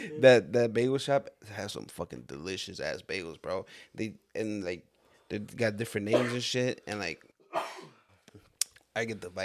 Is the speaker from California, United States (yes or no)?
no; New York, United States; I'm from New York.